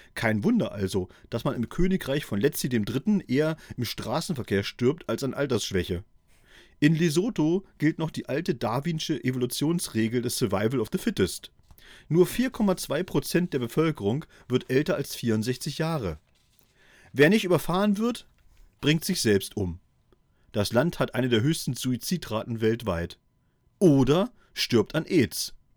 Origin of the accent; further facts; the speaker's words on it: East Germany, Germany; in meiner Kindheit in der DDR